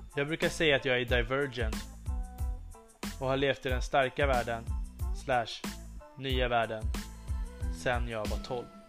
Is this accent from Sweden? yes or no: yes; Upplands Väsby, Stockholm County, Sweden; Början av min uppväxt startade i Upplands Väsby